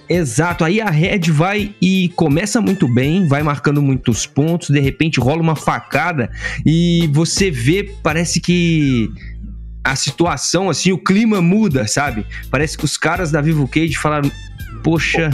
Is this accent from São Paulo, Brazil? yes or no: no; Juiz de Fora, Minas Gerais, Brazil; eu sou de Juiz de Fora, né, Minas Gerais